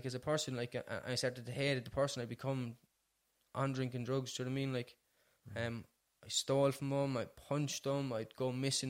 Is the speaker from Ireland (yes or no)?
yes; Cork, Munster, Ireland; I'm from Ballyfeehan originally